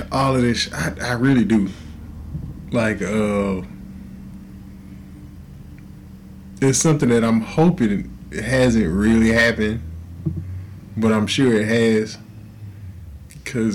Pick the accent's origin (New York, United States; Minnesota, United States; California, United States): California, United States; Inglewood; moved away; I was born in Inglewood